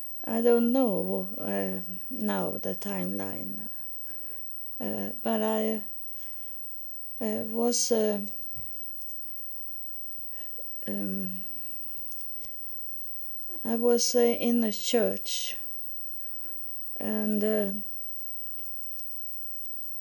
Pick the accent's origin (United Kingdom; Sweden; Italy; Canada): Sweden; first language Swedish; English is a second language; moved away as an adult; also born or lived in Virginia Beach, United States; I was born in Sweden, and we speak Swedish, so our first language is not English